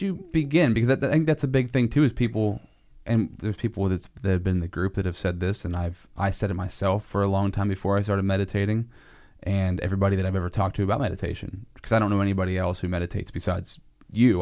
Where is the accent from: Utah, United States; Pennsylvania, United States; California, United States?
Pennsylvania, United States; Altoona; I'm from Altoona